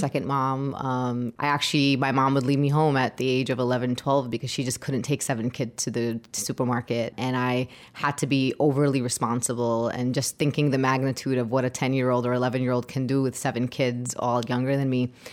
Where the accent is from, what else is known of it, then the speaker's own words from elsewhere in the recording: New York City, New York, United States; I was born and raised in Brooklyn